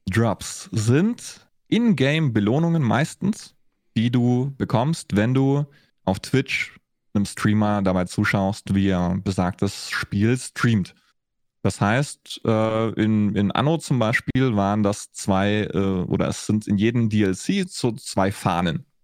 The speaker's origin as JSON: {"language": "German", "town": "Augsburg", "region": "Bavaria", "country": "Germany", "tie": "born or raised there", "said": "ich war in Berlin unterwegs, ich war in Franken unterwegs ich bin in, äh, in Augsburg beziehungsweise in Schwaben mehr oder weniger groß geworden."}